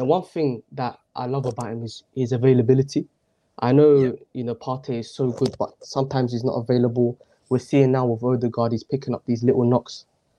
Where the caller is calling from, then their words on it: Milton Keynes, South East England, United Kingdom; From England, MK, Milton Keynes.